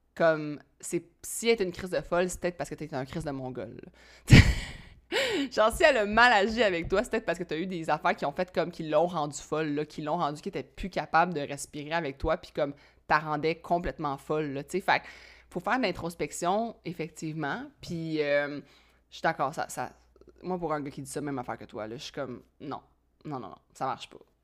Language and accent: French; Quebec, Canada; je suis québécois